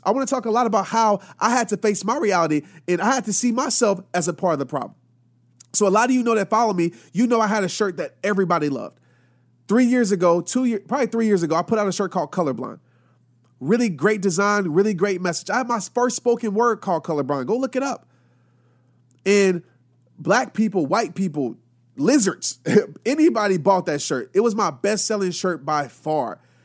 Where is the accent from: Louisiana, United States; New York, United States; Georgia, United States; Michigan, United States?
Louisiana, United States; also born or lived in Arkansas; growing up, I lived in a city in Louisiana. And my dad, we moved from Arkansas